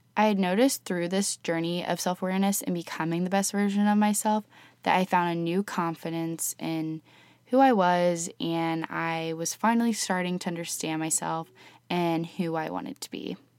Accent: Columbus, Ohio, United States; also born or lived in Oxford, Ohio; I was born and raised in Columbus, Ohio with my parents and two younger sisters

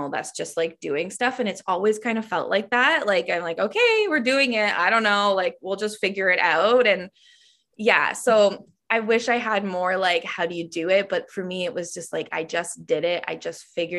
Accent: Ontario, Canada; when I moved back to my hometown, which is like a small, I want to say it's a small town in Ontario, Canada, but it's a city

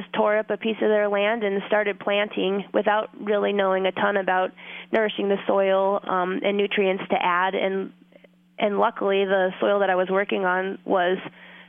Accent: Fairbanks, Alaska, United States; also born or lived in Homer, Alaska; I was born and raised in Fairbanks, Alaska, so I've been in Alaska my whole life

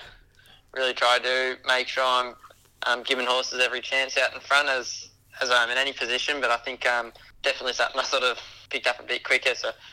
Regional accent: Sydney, New South Wales, Australia; See, it's a big part of my life growing up in Sydney, and always supporting Dad.

